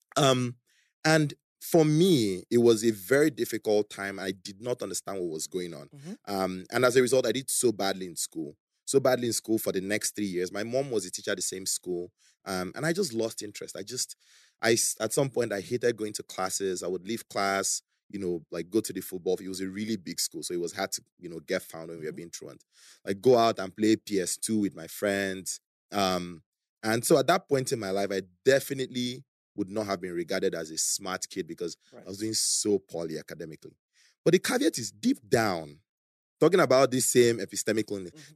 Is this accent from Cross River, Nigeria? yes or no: yes; Calabar, Cross River, Nigeria; also born or lived in Beijing, China; now in Lagos, Nigeria; when I was eight, we moved to Calabar because my parents got a job there